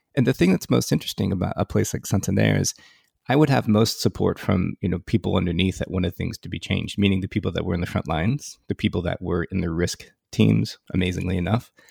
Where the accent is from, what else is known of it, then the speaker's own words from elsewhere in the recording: Silicon Valley, California, United States; I grew up in Silicon Valley, and I grew up in the formative years of Silicon Valley